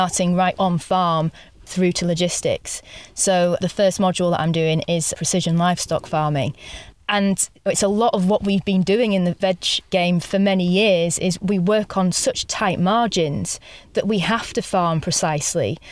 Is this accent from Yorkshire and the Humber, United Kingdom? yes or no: yes; Yorkshire and the Humber, United Kingdom; I'm actually from East Yorkshire, from the countryside myself, but my parents were just in a modern housing estate